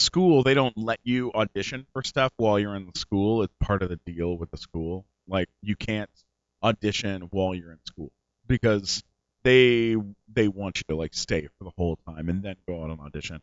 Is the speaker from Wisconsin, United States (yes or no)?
no; San Diego, California, United States; also born or lived in Canada; now in Los Angeles, United States; I was born in Canada, but I was raised in San Diego.